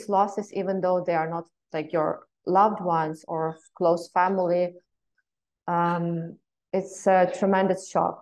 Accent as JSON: {"language": "English", "region": "Western Ukraine", "country": "Ukraine", "said": "I come from Western Ukraine"}